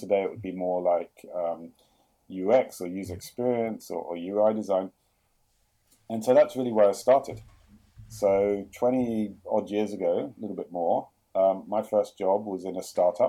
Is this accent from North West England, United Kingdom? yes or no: no; London, United Kingdom; moved away as an adult; also born or lived in Jerusalem, Israel / New York, United States; now in Sydney, Australia; I grew up in London, which you probably tell by the accent, but we actually spent 10 years in Israel